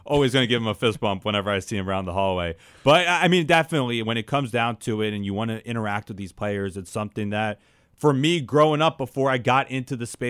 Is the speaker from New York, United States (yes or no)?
no; Philadelphia, Pennsylvania, United States; moved away as an adult; now in Phoenix area, United States; me growing up in Philadelphia.